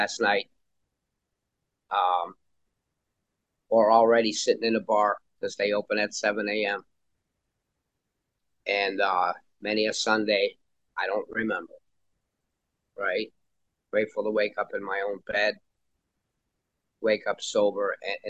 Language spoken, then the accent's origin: English; Chicago, Illinois, United States; now in Florida, United States; I grew up in Chicago, child of an alcoholic father and also a child of divorce